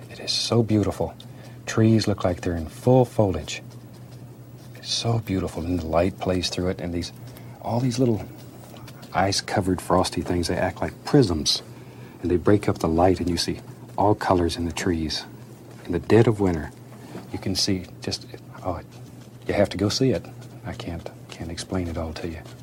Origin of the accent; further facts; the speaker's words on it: Florida, United States; moved away as an adult; I was born and raised in Florida